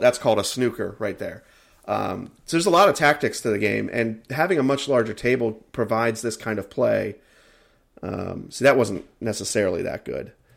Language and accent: English; United States; I am an American